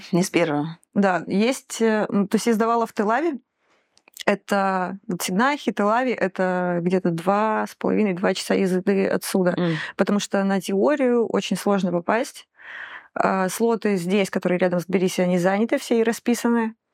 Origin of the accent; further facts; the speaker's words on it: Rostov-on-Don, Rostov Oblast, Russia; То есть, во-первых, я доехала до Ростова. Ростов мой родной город, класс.